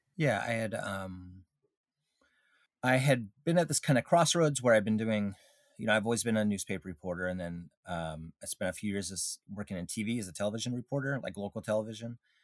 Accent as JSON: {"language": "English", "region": "Alaska", "country": "United States", "tie": "born or raised there", "said": "I grew up in Alaska"}